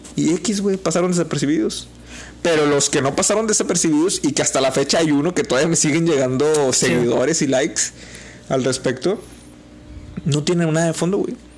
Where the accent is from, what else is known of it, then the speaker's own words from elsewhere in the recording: Mexico; como mexicanos